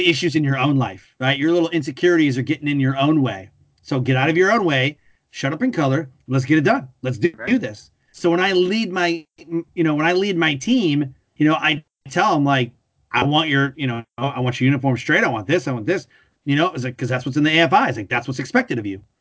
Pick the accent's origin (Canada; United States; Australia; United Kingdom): United States; Detroit, Michigan; moved away; also born or lived in North Carolina; I grew up in Detroit around cars.